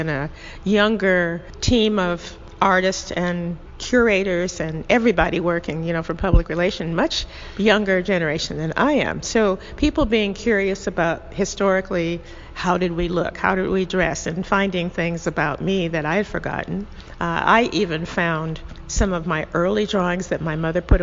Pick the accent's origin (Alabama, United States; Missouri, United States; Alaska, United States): Alaska, United States; Fairbanks; also born or lived in middle of the United States / California / New Haven / Los Angeles; now in Savannah, United States; coming from Alaska, you know, having grown up there